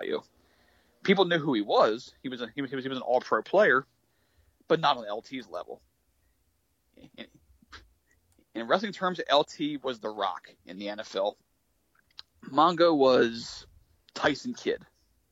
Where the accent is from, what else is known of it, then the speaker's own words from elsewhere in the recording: United States; I say this as an American